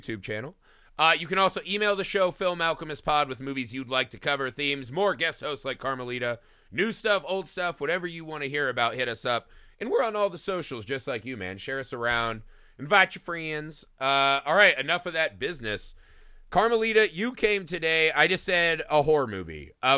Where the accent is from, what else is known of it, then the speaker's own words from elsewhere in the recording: Indiana, United States; now in Los Angeles, United States; So I came from Indiana, a place where we had winters, and I moved to Los Angeles where there are none.